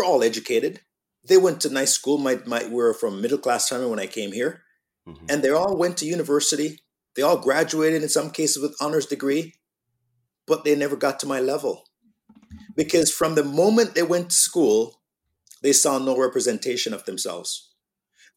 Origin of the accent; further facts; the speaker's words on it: Jamaica; accent: Jamaican; also born or lived in Canada; now in Toronto, Canada; If I wasn't raised in Jamaica